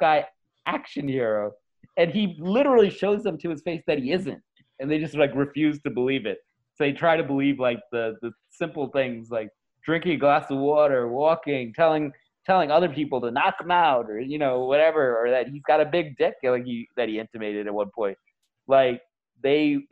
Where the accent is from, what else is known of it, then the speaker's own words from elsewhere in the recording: New York, United States; I know we're from New York